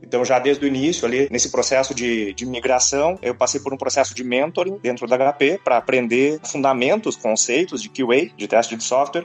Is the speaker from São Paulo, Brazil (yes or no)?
no; Rio Grande do Sul, Brazil; moved away as an adult; now in Prague, Czech Republic; eu sou gaúcho, né? Para quem não sabe, o gaúcho é o nativo do Rio Grande do Sul.